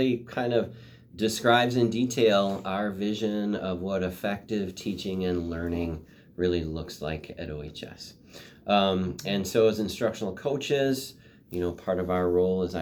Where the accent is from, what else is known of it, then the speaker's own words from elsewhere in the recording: Oregon, United States; I even went to preschool in Oregon.